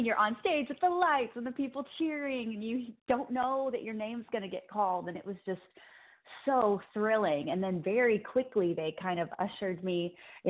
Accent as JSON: {"language": "English", "town": "Cape Girardeau", "region": "Missouri", "country": "United States", "tie": "born or raised there", "moved": "yes", "said": "that's actually my hometown"}